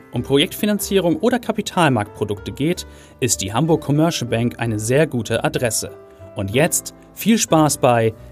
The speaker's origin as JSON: {"language": "German", "country": "Switzerland", "said": "Äh, Als Schweizer, also"}